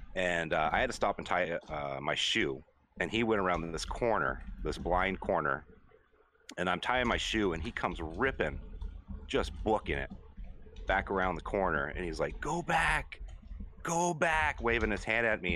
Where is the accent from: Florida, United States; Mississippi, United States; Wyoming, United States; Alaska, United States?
Alaska, United States; Anchorage; moved away; I grew up in Anchorage, which is the big city in Alaska